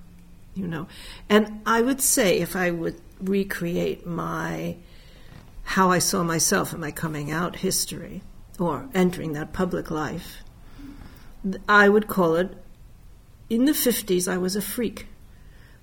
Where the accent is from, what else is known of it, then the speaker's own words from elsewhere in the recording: New York City, New York, United States; I was born in the Bronx in 1940, Jewish working-class mother